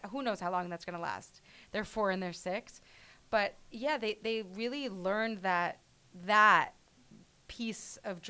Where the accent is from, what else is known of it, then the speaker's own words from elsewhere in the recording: New York, United States; I was born and raised in New York.